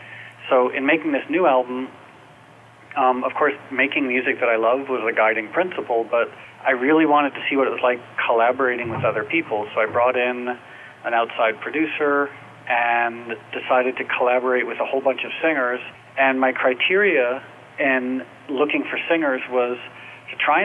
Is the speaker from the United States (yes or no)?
yes; New York, United States; moved away as an adult; now in Los Angeles, United States; I was raised in New York, and I moved to L.A. a few years ago